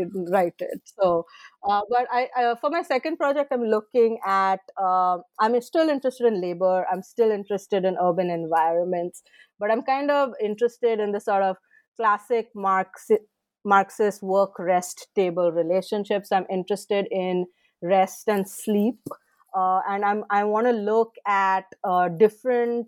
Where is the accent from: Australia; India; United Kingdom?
India; Mumbai, Maharashtra; moved away; growing up, I grew up in Bombay